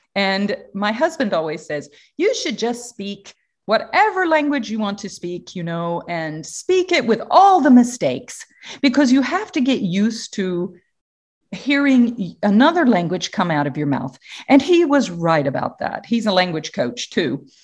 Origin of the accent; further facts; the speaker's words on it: Atlanta, Georgia, United States; moved away; I come from the Southern United States, Atlanta, Georgia